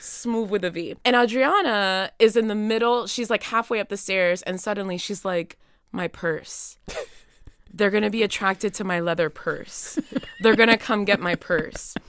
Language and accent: English; Miami, Florida, United States; moved away as an adult; also born or lived in Nashville, Tennessee; now in Williamstown, United States; I'm originally from Miami, Florida, but I'm coming to Williamstown by way of Nashville, Tennessee